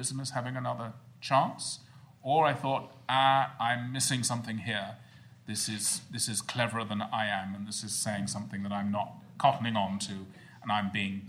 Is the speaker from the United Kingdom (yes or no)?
yes; United Kingdom; as a Brit